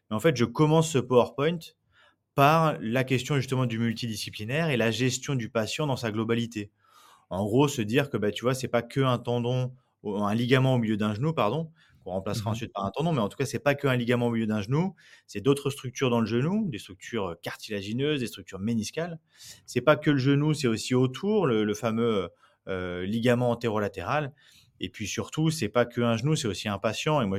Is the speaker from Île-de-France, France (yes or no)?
no; Nantes, Pays de la Loire, France; now in Bordeaux, France; quand je suis arrivé à Bordeaux, donc je disais, je venais de Nantes